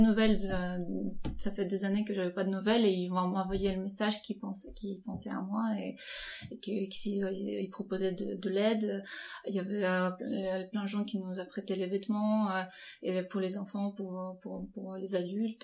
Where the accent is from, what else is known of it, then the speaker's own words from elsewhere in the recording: Ukraine; moved away as an adult; now in France; je suis née dans l'Ukraine indépendante